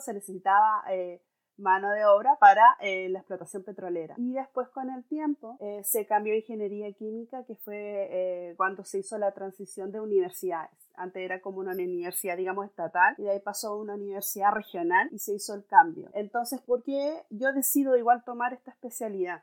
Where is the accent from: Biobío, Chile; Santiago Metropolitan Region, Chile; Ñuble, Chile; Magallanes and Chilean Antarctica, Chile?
Magallanes and Chilean Antarctica, Chile; Chilean Patagonia; moved away as an adult; now in England; yo soy chilena, oriunda de la región de Magallanes, ubicada en la Patagonia chilena.